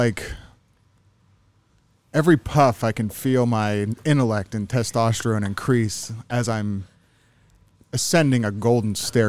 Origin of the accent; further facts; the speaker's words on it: Pittsburgh, Pennsylvania, United States; moved away as an adult; now in Arizona, United States; I'm actually from Pittsburgh. I moved here in about a little over 2 years ago.